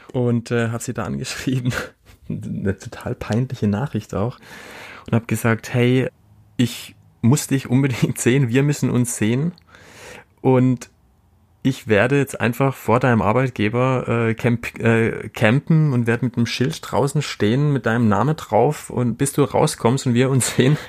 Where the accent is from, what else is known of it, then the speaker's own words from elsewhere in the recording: Black Forest, Baden-Württemberg, Germany; ich komme aus Süddeutschland, hier aus dem Schwarzwald